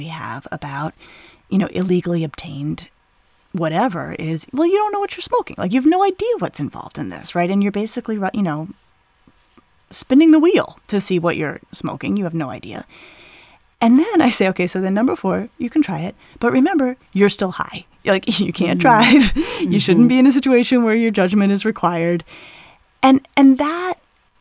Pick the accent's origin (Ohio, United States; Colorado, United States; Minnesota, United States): Colorado, United States; I grew up in Colorado in the 80s